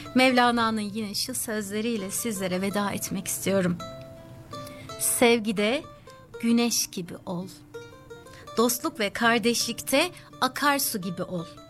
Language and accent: Turkish; Sakarya, Turkey; now in Sydney, Australia; kendi memleketimde Sakarya'da